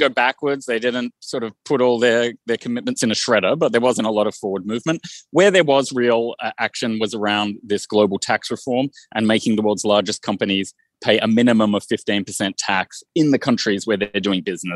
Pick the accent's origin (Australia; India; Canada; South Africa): Australia; moved away; my home country of Australia